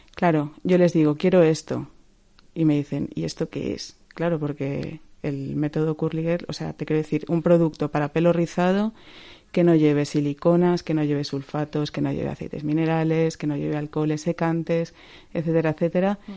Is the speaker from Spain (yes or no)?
yes; Valencia, Valencian Community, Spain; moved away as an adult; also born or lived in Madrid; yo me quiero volver a Valencia. De hecho, yo llevaba cuatro años en Madrid llorando un poco de me quiero mm. volver a Valencia ya